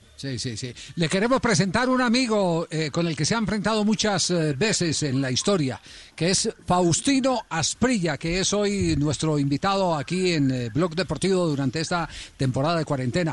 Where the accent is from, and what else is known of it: Colombia